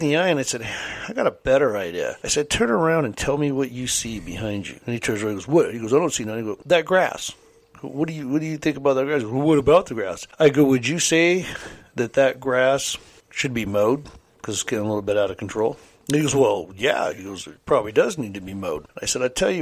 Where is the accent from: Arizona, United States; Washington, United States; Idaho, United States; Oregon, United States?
Washington, United States; Kelso; growing up in South Kelso